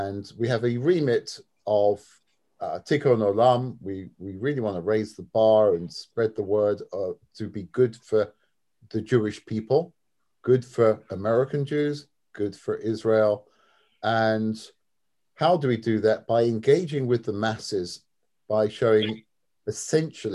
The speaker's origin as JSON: {"language": "English", "region": "London", "country": "United Kingdom", "also_born_or_lived": "Syracuse, New York", "said": "my background is that I am from London, England"}